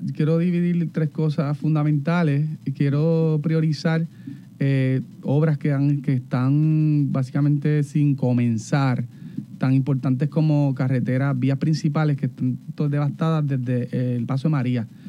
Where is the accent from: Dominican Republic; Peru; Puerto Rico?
Puerto Rico; Barranquitas; Yo me crié en, Barranquita, en Palo Hincado